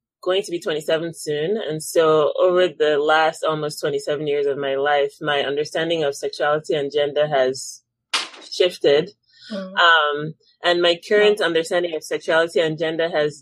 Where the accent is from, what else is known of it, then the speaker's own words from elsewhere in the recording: Nigeria; moved away as an adult; now in United States; growing up in Nigeria